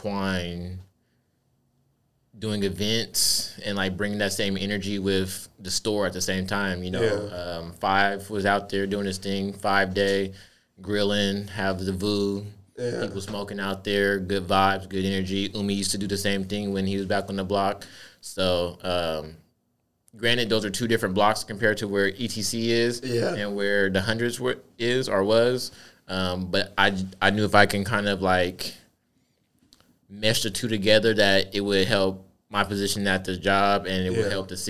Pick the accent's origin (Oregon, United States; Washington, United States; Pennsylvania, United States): Washington, United States; Tacoma; also born or lived in Oklahoma; me being from Tacoma